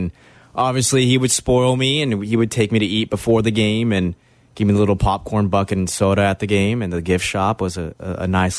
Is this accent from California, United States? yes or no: no; Dallas, Texas, United States; moved away; I'm originally from Dallas